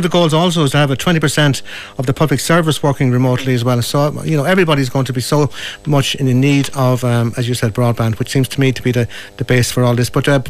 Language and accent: English; Kilkenny, Leinster, Ireland; I'm obviously from Kilkenny myself as well. I live about 5 km outside the city, and you know, the broadband I have is from a satellite kind